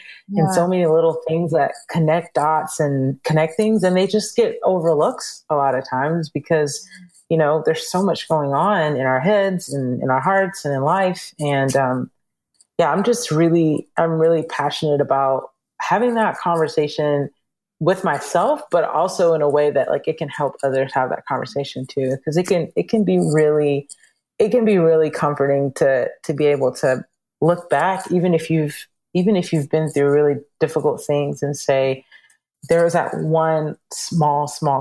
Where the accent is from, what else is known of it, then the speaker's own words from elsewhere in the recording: Georgia, United States; we grew up in Georgia